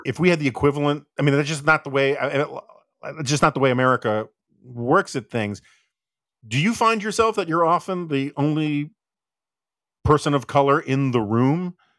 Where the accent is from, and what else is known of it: United States